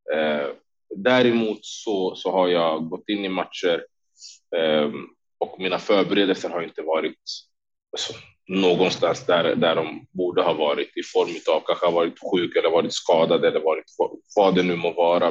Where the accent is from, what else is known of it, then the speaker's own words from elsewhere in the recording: Sweden; moved away as an adult; also born or lived in Stockholm; now in Las Vegas, United States; båda mina tränare hemma i Sverige